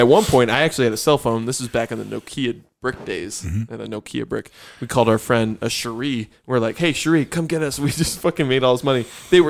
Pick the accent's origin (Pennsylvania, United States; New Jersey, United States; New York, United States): New York, United States; moved away as an adult; now in Utah, United States; growing up in New York